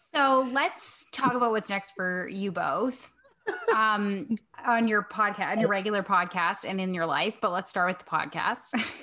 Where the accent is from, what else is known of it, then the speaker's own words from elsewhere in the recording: Winnipeg, Manitoba, Canada; I'm actually from Winnipeg